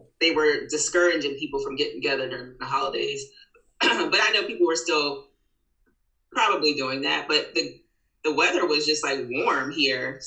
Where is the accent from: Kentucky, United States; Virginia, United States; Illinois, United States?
Virginia, United States; Fredericksburg; also born or lived in Richmond, Virginia; I grew up in Virginia, actually Fredericksburg, Virginia. My parents moved to the Richmond area around my high school years